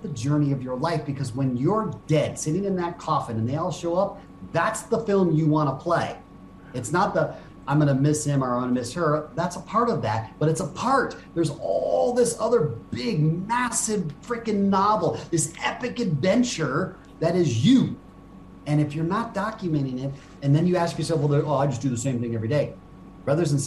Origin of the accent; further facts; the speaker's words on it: Japan; I grew up in Japan